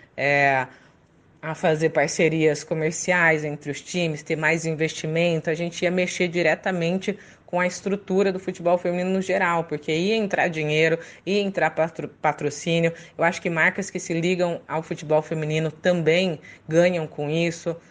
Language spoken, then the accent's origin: Portuguese; Catanduva, São Paulo, Brazil; also born or lived in Paraná / Bauru; Eu sou paranaense, mas eu fui criado no interior de São Paulo, em Catanduva